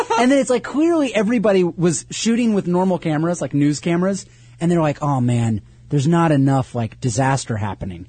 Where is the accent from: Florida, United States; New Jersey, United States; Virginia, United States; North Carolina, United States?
North Carolina, United States; also born or lived in New York; I grew up in North Carolina